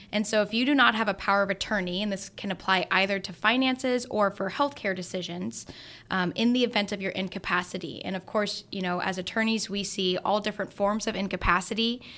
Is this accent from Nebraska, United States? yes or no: yes; Grand Island, Nebraska, United States; now in Lincoln, United States; I'm from Grand Island